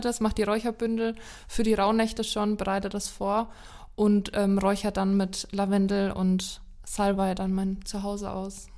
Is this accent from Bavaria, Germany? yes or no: yes; Lower Franconia, Bavaria, Germany; Ich komme ja auch aus Unterfranken